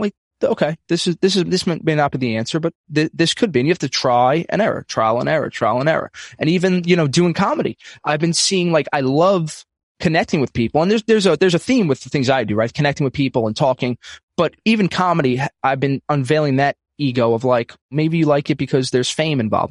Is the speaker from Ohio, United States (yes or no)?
no; New York City, New York, United States; I'm from Brooklyn, New York, um, old school Italian family